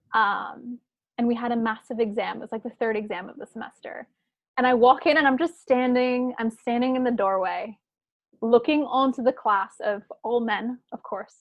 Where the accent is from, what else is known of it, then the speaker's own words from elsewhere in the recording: Chapel Hill, North Carolina, United States; moved away as an adult; also born or lived in Prague, Czech Republic / New York / San Francisco; now in Portland, United States; I grew up in Chapel Hill